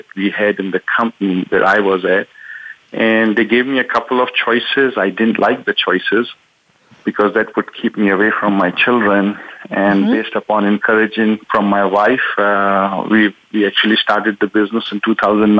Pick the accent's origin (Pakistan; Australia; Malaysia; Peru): Pakistan; moved away as an adult; also born or lived in Wichita, Kansas; now in United States; I'm originally from Pakistan.